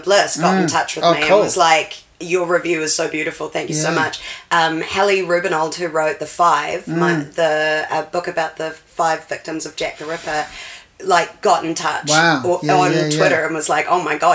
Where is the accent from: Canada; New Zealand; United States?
New Zealand; Wellington; I'm from Wellington. I was born in Newtown, grew up in Newtown